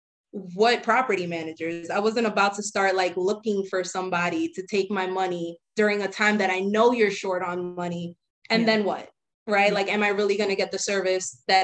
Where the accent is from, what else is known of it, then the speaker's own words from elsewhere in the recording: New York City, New York, United States; I grew up in the Bronx